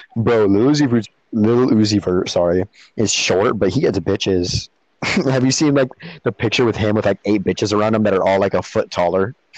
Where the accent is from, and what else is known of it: Peru, Illinois, United States; born or raised there; now in Florida, United States